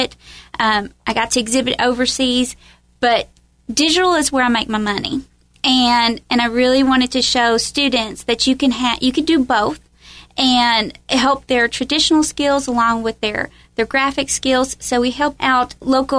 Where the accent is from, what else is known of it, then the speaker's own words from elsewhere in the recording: Owensboro, Kentucky, United States; also born or lived in California; I'm originally from Owensboro, Kentucky, born and raised